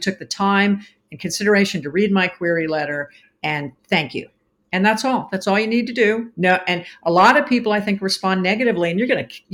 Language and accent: English; East Coast, United States; now in Arizona, United States; I'm from the East Coast.